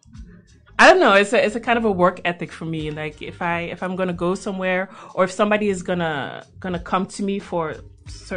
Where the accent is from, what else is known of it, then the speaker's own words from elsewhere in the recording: Belgium; moved away as an adult; now in Netherlands; I was born and bred in Belgium